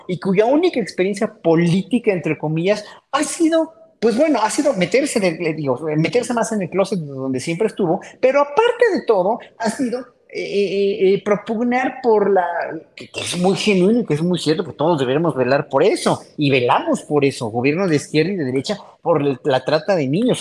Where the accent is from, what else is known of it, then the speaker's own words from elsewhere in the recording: Mexico; como pueblo mexicano que somos